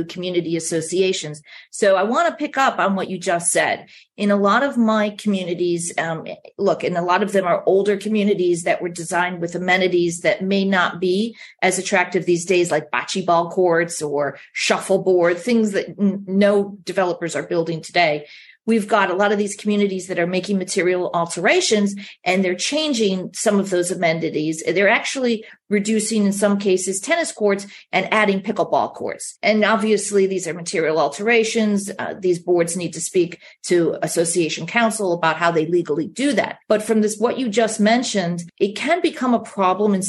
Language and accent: English; Chicago, Illinois, United States; moved away; I grew up in Chicago, and we played at the Chicago Racquet Club.